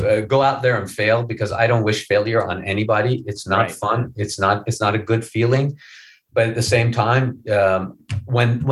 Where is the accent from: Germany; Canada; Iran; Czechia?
Iran; moved away; when I was a little kid, I grew up in Iran